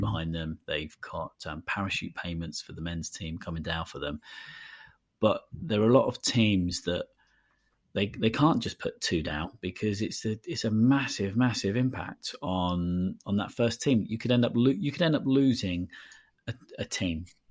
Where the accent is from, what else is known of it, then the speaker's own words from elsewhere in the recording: Portsmouth, South East England, United Kingdom; My hometown club, Portsmouth